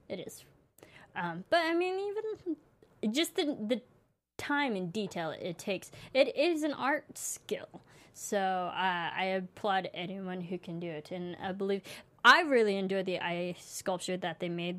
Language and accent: English; Illinois, United States; I'm actually from Illinois, I go to Chicago all the time.